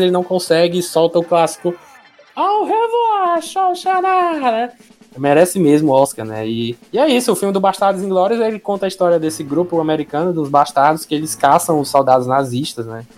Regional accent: Brazil; eu sou brasileiro

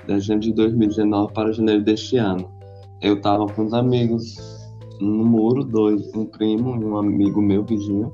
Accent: Brazil; eu sou do Brasil

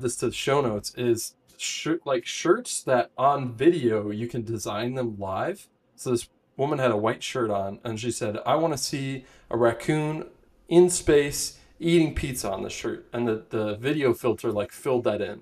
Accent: United States; also born or lived in Indiana / Michigan; now in Los Angeles, United States; growing up in Indiana, Michigan

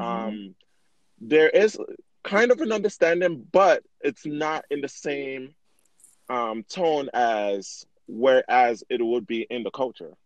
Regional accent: Miami, Florida, United States; now in Utah, United States; I grew up in Miami

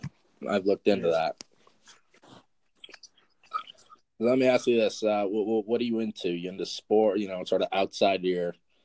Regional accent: Colorado, United States; I'm from Colorado

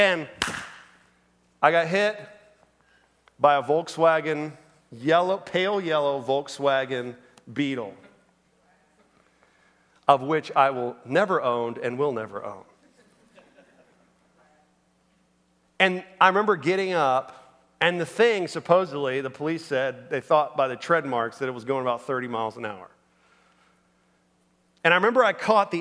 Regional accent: Orlando, Florida, United States; I grew up in Orlando, Florida

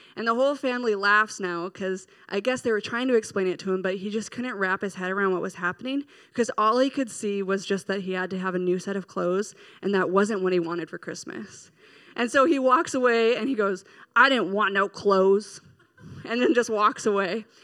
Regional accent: Minnesota, United States; We're from Minnesota

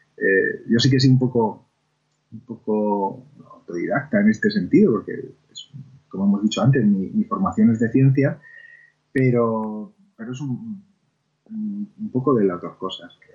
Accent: Argamasilla de Alba, Castilla-La Mancha, Spain; nací de hecho, en, la Ramasilla de Alba, y nací en la calle Azorín

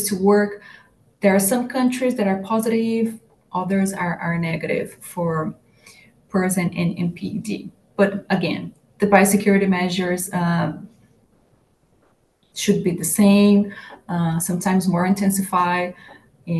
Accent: Brazil; now in Iowa, United States; I'm from Brazil and it's summertime in Brazil now, and here in Iowa it's winter

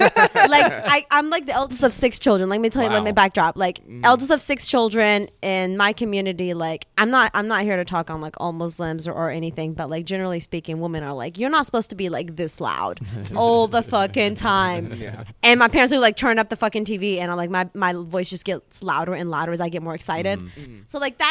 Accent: White Oak, Texas, United States; English is a second language; also born or lived in Middle East / Dallas, Texas; I grew up in East Texas, right? Uh-huh. White oak

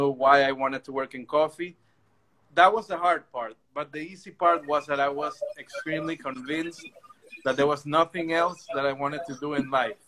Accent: Ecuador; also born or lived in Melbourne, Australia; I'm actually from Ecuador

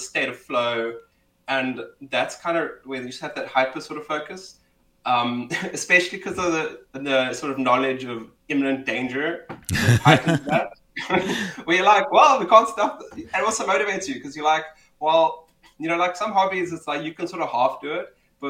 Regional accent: Cape Town, Western Cape, South Africa; I'm South African, Cape Townian, born and bred. I might be the stereotype, just not my accent. I always seem to, people always like, hey, you sound like you're from Joburg or Durban.

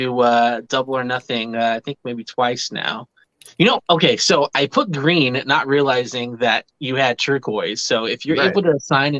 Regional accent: San Jose, California, United States; From the Bay Area, San Jose, California.

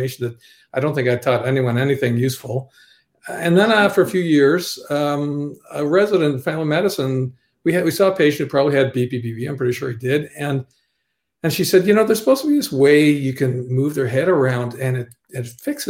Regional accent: Ottawa, Ontario, Canada; also born or lived in Toronto; I'm from Ottawa originally

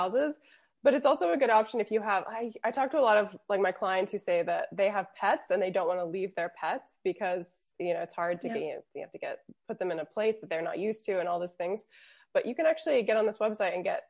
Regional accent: Florida, United States; moved away as an adult; also born or lived in London / Interlaken; now in Switzerland; I'm from Florida. Florida's very, very flat

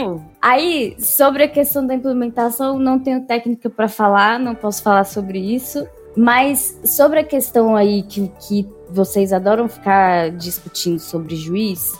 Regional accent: Brasília, Federal District, Brazil; a gente é de Brasília

